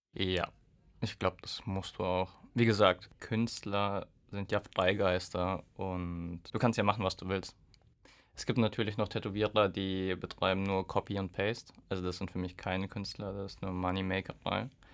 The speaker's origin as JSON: {"language": "German", "region": "Hesse", "country": "Germany", "moved": "yes", "lives_now": "Würzburg, Germany", "said": "ich komme aus Hessen"}